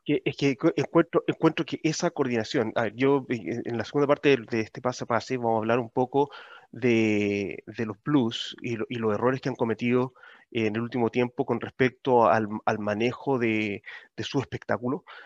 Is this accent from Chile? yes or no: yes; Chile; now in Auckland, New Zealand; como chileno en el extranjero